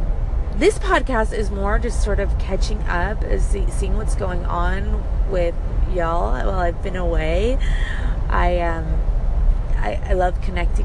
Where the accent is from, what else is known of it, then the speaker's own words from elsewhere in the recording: Puerto Rico; now in United States; I was born and raised in Puerto Rico, with time in the States in between